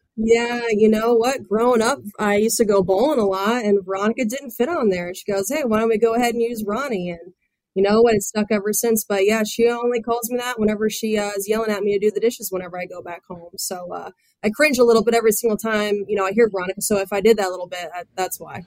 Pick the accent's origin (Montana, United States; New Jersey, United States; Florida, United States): Florida, United States; Central; growing up in Central Florida